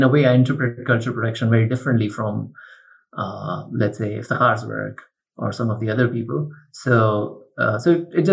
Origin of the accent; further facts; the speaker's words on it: Pakistan; also born or lived in Chapel Hill, North Carolina; Growing up in Pakistan